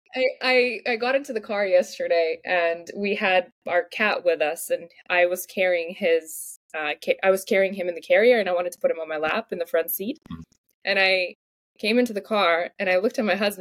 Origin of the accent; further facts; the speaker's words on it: Moldova; first language Russian; English is a second language; now in Vancouver, Canada; My first language is Russian, and my second language used to be Romanian because in Moldova